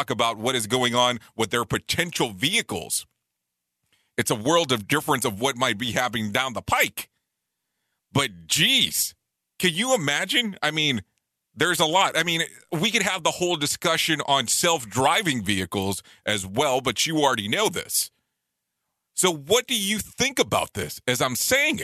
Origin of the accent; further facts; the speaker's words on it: Waco, Texas, United States; now in Orlando, United States; I grew up in Waco many, many, many moons ago.